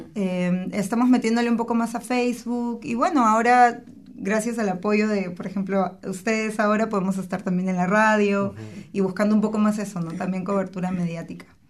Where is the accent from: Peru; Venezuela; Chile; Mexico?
Peru; moved away; de Perú, yo soy de Perú